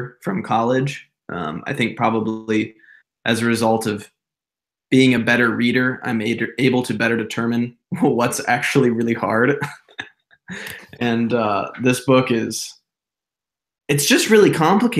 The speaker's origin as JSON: {"language": "English", "town": "Zionsville", "region": "Indiana", "country": "United States", "tie": "born or raised there", "said": "I was born and raised in Indianapolis, Indiana, a little suburb called Zionsville"}